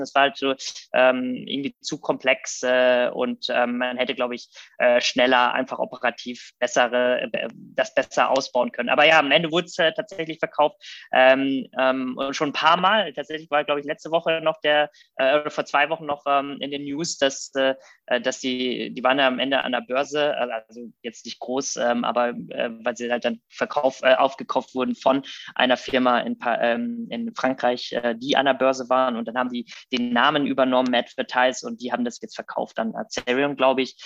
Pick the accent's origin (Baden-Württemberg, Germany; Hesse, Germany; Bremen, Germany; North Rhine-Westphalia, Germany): North Rhine-Westphalia, Germany; Rheda-Wiedenbrück; also born or lived in Thessaloniki, Greece / Munich; now in Berlin, Germany; bin also quasi groß geworden ähm, in Reda Wiedenbrück, was bei Gütersloh Bielefeld ist, die Ecke aus Westfalen.